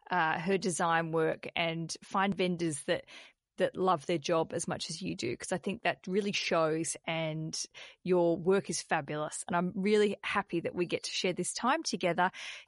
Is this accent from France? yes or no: no; Australia; accent: Australian; Terrible accent, the Revelry and Heart, as I'm saying it, my Australian accent, Revelry and Heart.